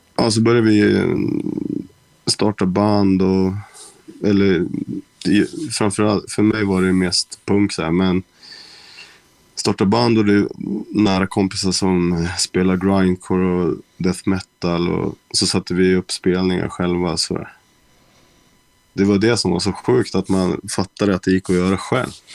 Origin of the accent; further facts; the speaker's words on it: Västerås, Västmanland, Sweden; Jag är från Västerås